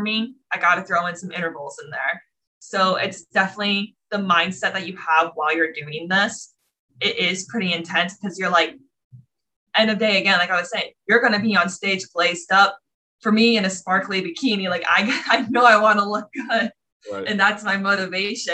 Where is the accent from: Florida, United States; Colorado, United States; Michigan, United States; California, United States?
Florida, United States; moved away as an adult; also born or lived in New York City; I'm originally from Florida, grew up there was super into dance all my life